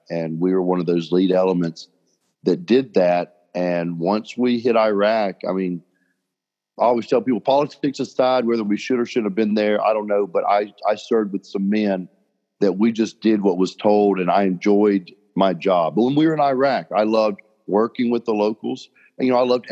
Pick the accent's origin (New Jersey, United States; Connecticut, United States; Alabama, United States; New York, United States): Alabama, United States; Birmingham; I grew up in Birmingham